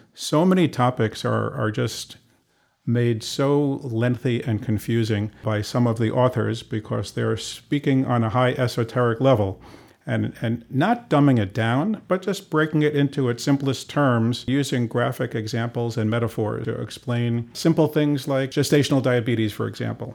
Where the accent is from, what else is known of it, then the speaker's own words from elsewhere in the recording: New York City, New York, United States; also born or lived in Cleveland; started out in Queens, been there for most of my life